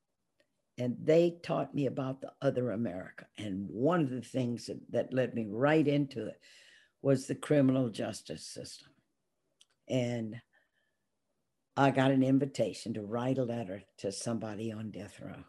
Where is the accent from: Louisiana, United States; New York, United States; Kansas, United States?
Louisiana, United States; Baton Rouge; growing up in Baton Rouge, Louisiana